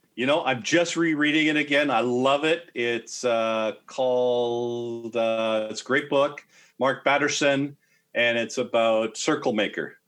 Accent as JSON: {"language": "English", "country": "Canada", "said": "I am a Canadian"}